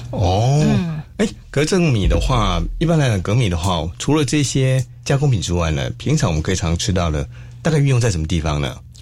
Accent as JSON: {"language": "Chinese", "town": "Xiluo", "region": "Yunlin County", "country": "Taiwan", "tie": "born or raised there", "said": "我家乡是在西罗"}